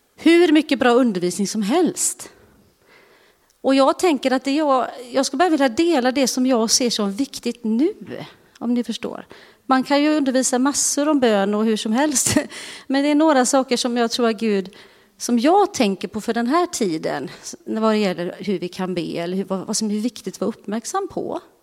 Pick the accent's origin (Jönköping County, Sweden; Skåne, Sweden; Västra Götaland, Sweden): Västra Götaland, Sweden; Uddevalla; moved away; jag är ju från Uddevalla och eh, är ju uppvuxen i Bäve församling